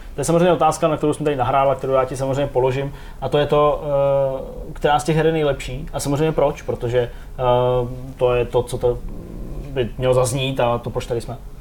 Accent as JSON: {"language": "Czech", "country": "Czechia", "said": "jsem Čech"}